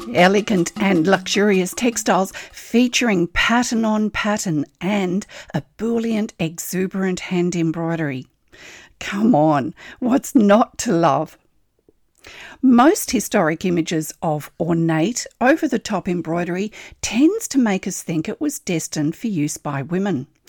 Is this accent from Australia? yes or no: yes; Australia; I'm an Australian textile artist, teacher, judge, blogger and Stitch enthusiast